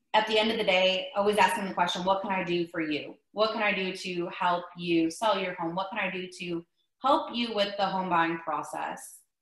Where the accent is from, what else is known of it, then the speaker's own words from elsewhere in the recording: Ohio, United States; moved away as an adult; also born or lived in Myrtle Beach, South Carolina; now in Texas, United States; I'm originally from Ohio